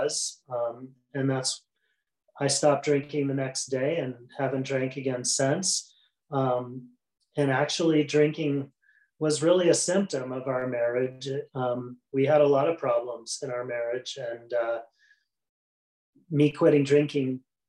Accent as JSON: {"language": "English", "region": "Midwest", "country": "United States", "tie": "born or raised there", "said": "I was raised in the Midwest"}